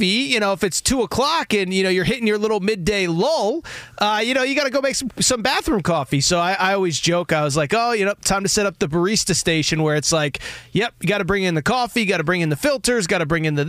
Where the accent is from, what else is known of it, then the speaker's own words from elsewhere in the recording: Connecticut, United States; I like the cold weather around this time. It doesn't bother me. I grew up in Connecticut.